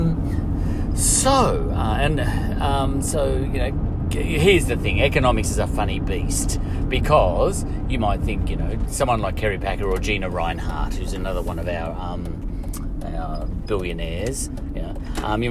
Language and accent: English; Australia; we're from Australia